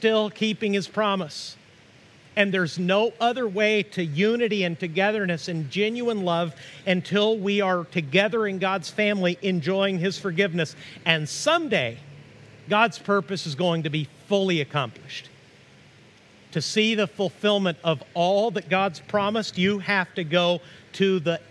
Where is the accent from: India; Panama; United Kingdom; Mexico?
Mexico; also born or lived in Tahlequah, Oklahoma (ancestry); now in United States; I'm an American citizen, but I feel Mexican on the inside because I grew up in Mexico.